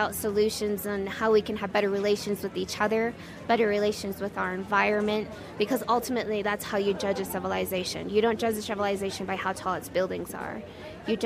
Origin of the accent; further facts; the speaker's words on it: United States; I'm from the Navajo tribe, which is the largest Native American tribe in the United States